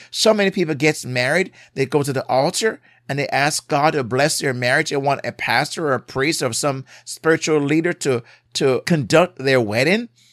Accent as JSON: {"language": "English", "country": "Jamaica", "tie": "born or raised there", "moved": "yes", "lives_now": "United States", "said": "growing up in Jamaica, I drove on the left side"}